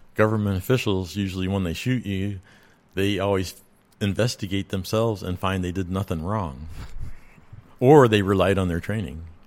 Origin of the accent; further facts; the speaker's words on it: Roswell, New Mexico, United States; now in Georgia, United States; I was born in Roswell, New Mexico